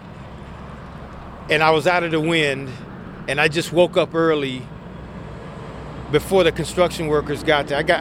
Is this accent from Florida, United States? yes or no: yes; Florida, United States; moved away as an adult; now in Killdeer, United States; I'm in Killdeer, North Dakota, and I'm from Florida